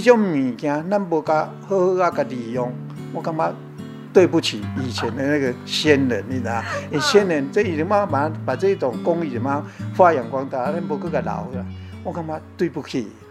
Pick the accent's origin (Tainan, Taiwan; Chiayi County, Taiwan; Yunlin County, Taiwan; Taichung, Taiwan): Chiayi County, Taiwan; Xikou; 其实我嘉义出产的，较出名就是火鸡肉饭嘛。